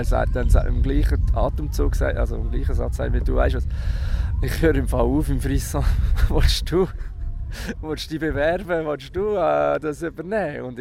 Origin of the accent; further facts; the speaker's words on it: Lucerne, Switzerland; Ich bin in Luzern aufgewachsen und bin in Bernmünster in die Schule die letzten zwei Jahre vor der Matura